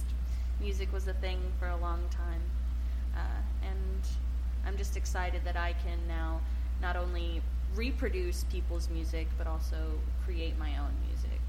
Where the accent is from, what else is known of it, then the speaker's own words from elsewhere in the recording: Lockhart, Texas, United States; also born or lived in Austin, Texas; I was born in Austin, but raised in Lockhart